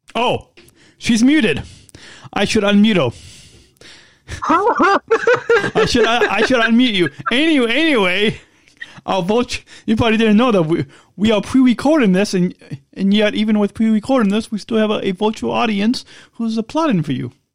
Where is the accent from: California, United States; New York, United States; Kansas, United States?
California, United States; Long Beach; I was born in Southern California, in Long Beach, California